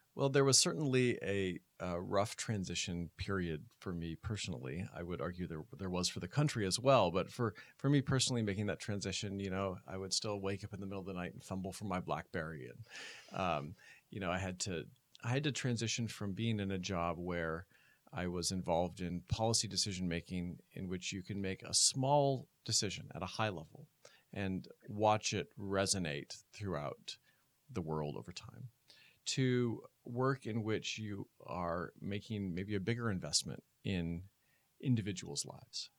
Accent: Oregon, United States; moved away; I'm from the West Coast, from Oregon

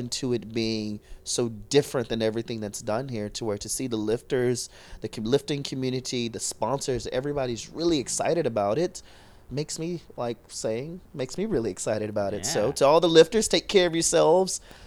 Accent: Texas, United States; now in San Diego, United States; I'm from Texas

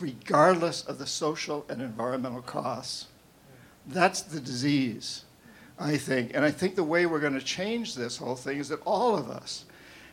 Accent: New England, United States; now in Seattle, United States; I'm from New England. But I live here now.

